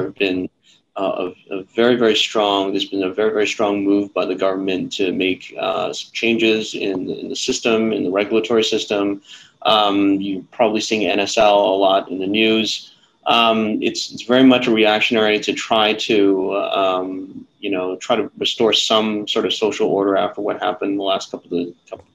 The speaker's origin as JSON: {"language": "English", "town": "Toronto", "region": "Ontario", "country": "Canada", "tie": "born or raised there", "moved": "as an adult", "lives_now": "Hong Kong", "said": "Born and raised in Canada. Born in Toronto."}